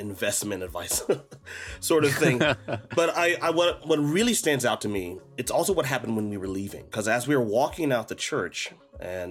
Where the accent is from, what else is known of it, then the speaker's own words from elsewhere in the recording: United States; moved away; where I grew up in the States.